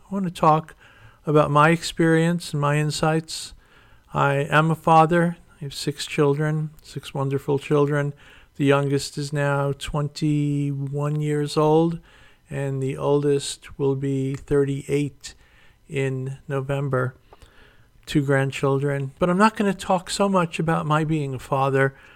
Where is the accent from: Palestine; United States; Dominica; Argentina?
United States; New York City, New York; Kathy comes from Connecticut. I came from New York City. We met in Florida, and and now we're here.